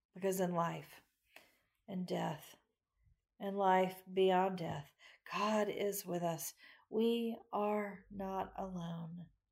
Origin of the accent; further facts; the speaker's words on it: Macon, Georgia, United States; Growing up in Macon